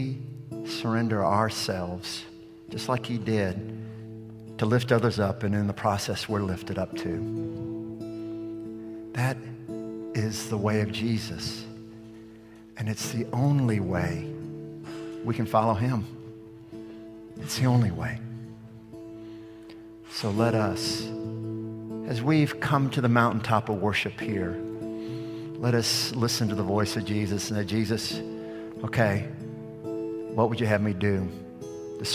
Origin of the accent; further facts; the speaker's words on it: Gulf Coast, United States; I'm from the Gulf Coast.